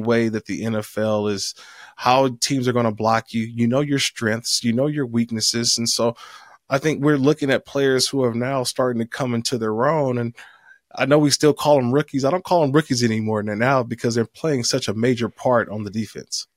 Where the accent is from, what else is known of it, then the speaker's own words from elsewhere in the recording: Oakland, California, United States; also born or lived in San Diego; my hometown, Oakland, California.